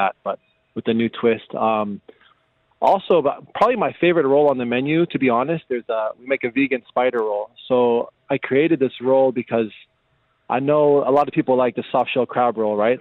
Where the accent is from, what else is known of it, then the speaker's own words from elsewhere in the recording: Las Vegas, Nevada, United States; moved away; born and raised in Las Vegas, the United States